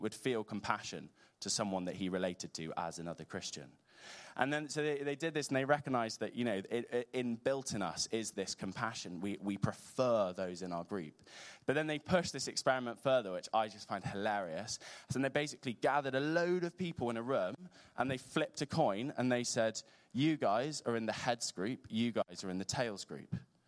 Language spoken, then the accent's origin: English; North West England, United Kingdom; accent: Scouse; I find belonging with other Liverpool fans, as you can tell from my distinctly Scouse accent.